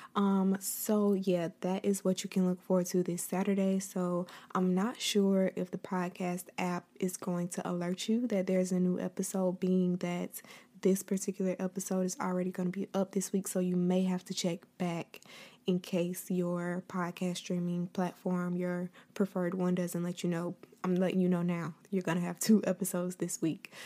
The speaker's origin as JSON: {"language": "English", "region": "Florida", "country": "United States", "said": "I will be the first Floridian"}